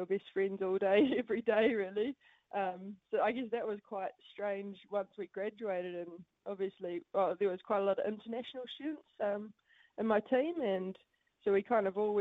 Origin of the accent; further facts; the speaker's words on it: Matamata, Waikato, New Zealand; also born or lived in United States / Paris; I'm from Matamata, dairy farm family. So grew up with two older brothers